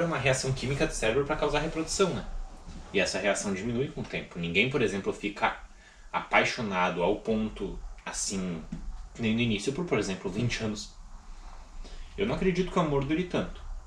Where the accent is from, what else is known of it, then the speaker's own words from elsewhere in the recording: Rio Grande do Sul, Brazil; eu sou gaúcho.